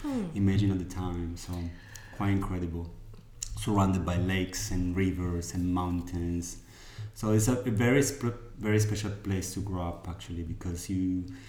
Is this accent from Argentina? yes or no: yes; Patagonia, Argentina; now in Italy; I was born in Patagonia, in Argentina.